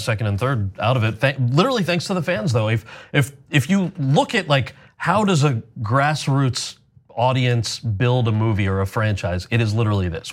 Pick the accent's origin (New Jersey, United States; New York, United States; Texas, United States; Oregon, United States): New Jersey, United States; I grew up in Jersey